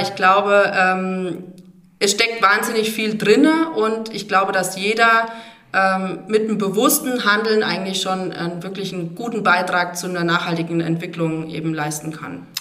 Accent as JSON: {"language": "German", "area": "Motten, at the foot of the Dreistelz", "region": "Bavaria", "country": "Germany", "tie": "born or raised there", "also_born_or_lived": "Hammelburg / Ecuador / Bad Neustadt", "moved": "as an adult", "said": "ich bin äh, gebürtig aus Motlos und ähm, am Fuße des Dreischätzberges groß geworden"}